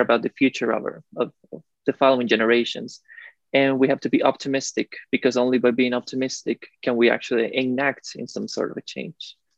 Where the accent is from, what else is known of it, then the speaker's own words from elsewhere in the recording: Costa Rica; moved away as an adult; also born or lived in Illinois / Helsinki; I'm from Costa Rica, uh, born and raised in there